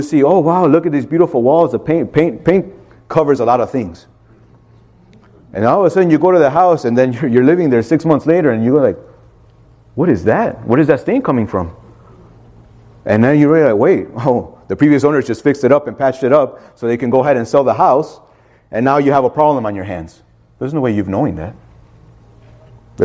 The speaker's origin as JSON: {"language": "English", "town": "Chicago", "region": "Illinois", "country": "United States", "tie": "born or raised there", "said": "growing up in Chicago"}